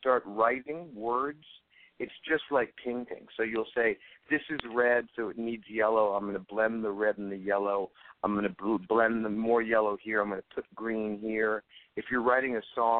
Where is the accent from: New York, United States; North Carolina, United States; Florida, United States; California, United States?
California, United States; Los Angeles; I grew up in Hollywood